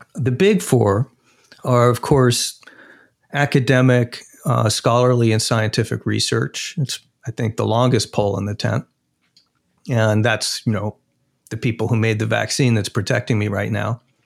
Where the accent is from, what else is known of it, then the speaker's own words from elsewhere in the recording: Arizona, United States; my home state, Arizona